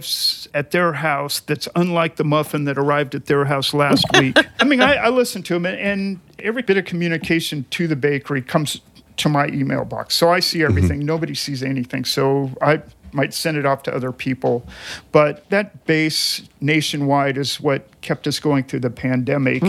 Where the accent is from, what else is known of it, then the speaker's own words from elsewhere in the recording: California, United States; I grew up in California